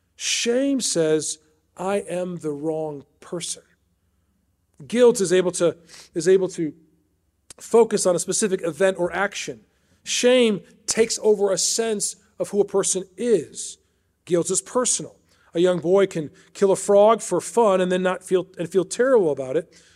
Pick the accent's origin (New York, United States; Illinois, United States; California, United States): Illinois, United States; Chicago; moved away as an adult; also born or lived in Washington, D.C.; I was raised outside Chicago in the Northwest suburbs